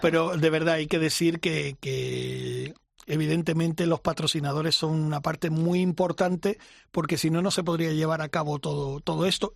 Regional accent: Mallorca, Balearic Islands, Spain; moved away; en mi tierra, Mallorca, porque allí vive toda mi familia y tal, y yo he crecido ahí desde muy pequeñito, con seis años llegué a la isla

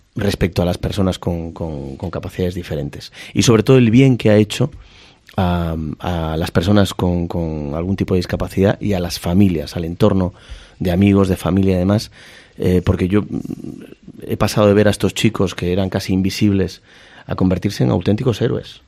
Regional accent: Ferrol, Galicia, Spain; moved away as an adult; also born or lived in Madrid; me fui de Ferrol muy jovencito, con 18 años, vine a Madrid

